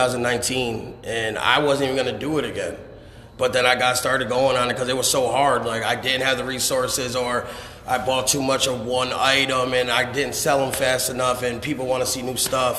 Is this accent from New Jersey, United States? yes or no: no; Schenectady, New York, United States; growing up in Schenectady